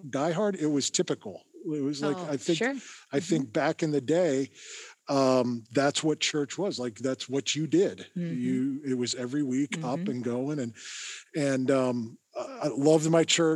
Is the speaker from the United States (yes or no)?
yes; Erie, Pennsylvania, United States; I grew up in Erie, so I'm an Erieite, and Graduated from Fairview High School